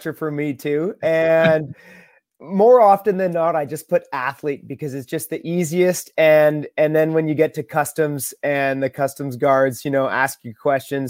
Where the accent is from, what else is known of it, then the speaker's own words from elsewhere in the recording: Beachburg, Ontario, Canada; now in Rock Island, United States; I grew up in the Ottawa Valley in a really small town called Beechburg, Ontario, beside the Ottawa River, up in Canada